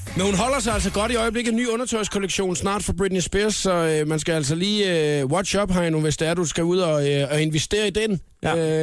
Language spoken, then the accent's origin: Danish; Nyborg, Southern Denmark, Denmark; also born or lived in Svendborg; jeg er fra Svendborg, eller opvokset i Nyborg, jeg er fra Svendborg og boet i Svendborg mange år